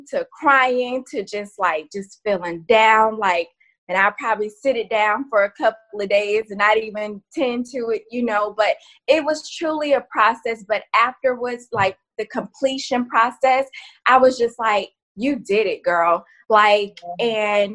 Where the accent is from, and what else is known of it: Florida, United States; born or raised there